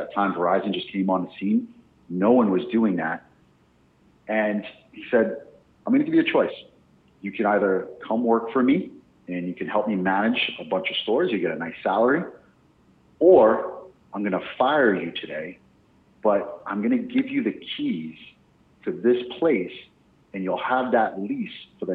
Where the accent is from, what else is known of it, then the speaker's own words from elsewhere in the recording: New York City, New York, United States; moved away as an adult; also born or lived in Middle East; now in Austin, United States; I'm originally from Brooklyn, New York, now live in Austin, Texas